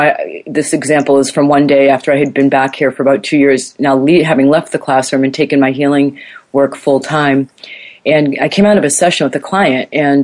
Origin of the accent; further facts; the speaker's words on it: United States; moved away; I knew this as an American